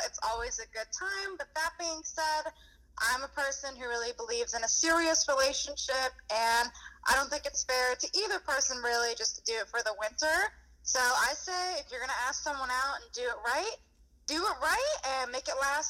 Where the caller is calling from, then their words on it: Copiague, New York, United States; I'm from Copac, New York, Long Island.